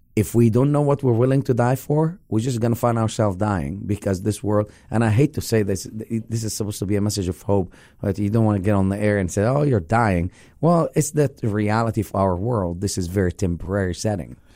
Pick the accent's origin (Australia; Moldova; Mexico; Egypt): Egypt; now in Lake Mary, United States; growing up in the Middle East